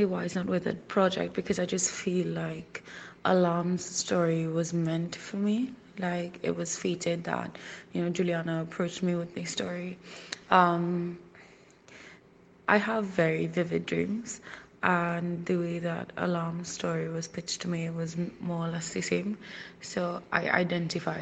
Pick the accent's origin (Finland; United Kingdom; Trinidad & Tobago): Trinidad & Tobago; I'm from the Twin Island Republic of Trinidad and Tobago, and that's in the Caribbean.